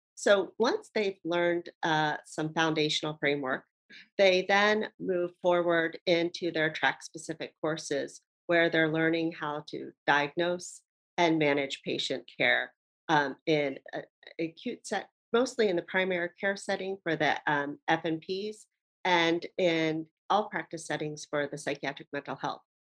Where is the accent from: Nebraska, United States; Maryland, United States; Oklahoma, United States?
Maryland, United States; Baltimore; now in Hawaii, United States; I'm originally from Baltimore, Maryland, uh, but I've been here in Hawaii for 20 years.